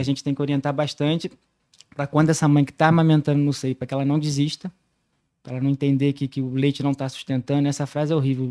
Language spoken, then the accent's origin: Portuguese; Barra do Piraí, Rio de Janeiro, Brazil; pediatra nascido e criado em Barra do Piraí